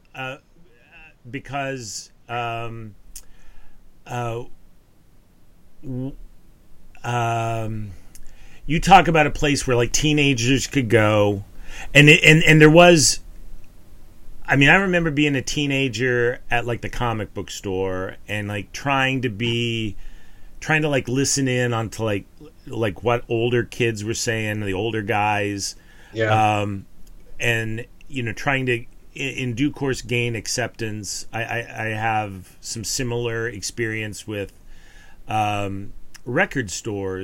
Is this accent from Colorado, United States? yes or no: yes; Colorado, United States; also born or lived in Kansas City; now in Texas, United States; growing up in Colorado